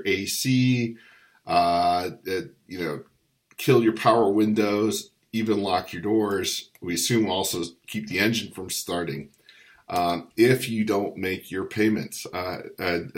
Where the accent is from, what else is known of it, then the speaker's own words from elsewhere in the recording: Virginia, United States; the Commonwealth of Virginia, my home state